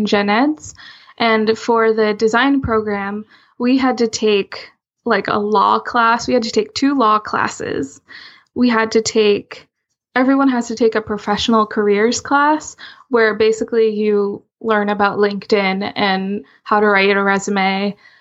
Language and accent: English; Rhode Island, United States; I'm from Rhode Island